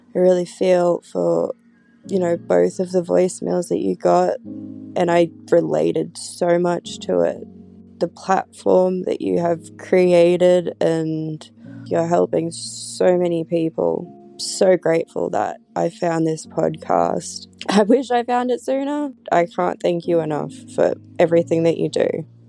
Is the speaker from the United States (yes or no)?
no; Australia; I'm 34 and I'm from Australia